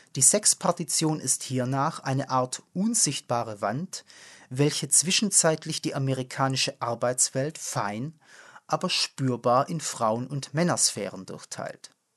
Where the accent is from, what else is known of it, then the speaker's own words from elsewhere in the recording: foot of the Swabian Jura, Baden-Württemberg, Germany; In meiner Heimat, am Fuße der Schwäbischen Alb gelegen